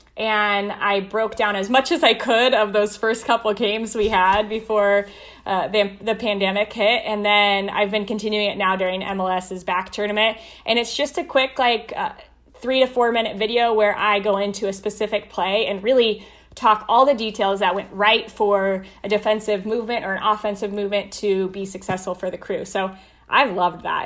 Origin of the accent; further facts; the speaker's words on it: Colorado, United States; moved away as an adult; now in Columbus, United States; I got to work for my hometown team for four years